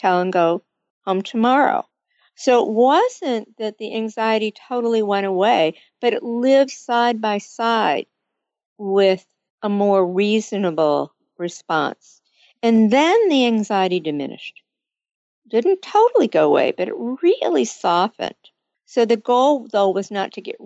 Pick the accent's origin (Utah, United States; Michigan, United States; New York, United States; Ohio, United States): Michigan, United States; I grew up in Michigan